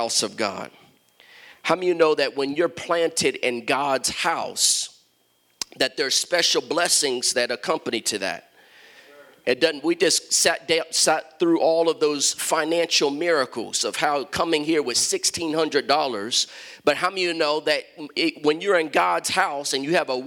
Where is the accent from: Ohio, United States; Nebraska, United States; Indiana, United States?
Ohio, United States; Columbus; moved away; also born or lived in Chicago, Illinois / Washington, D.C.; I'm from Columbus, Ohio, grew up in Columbus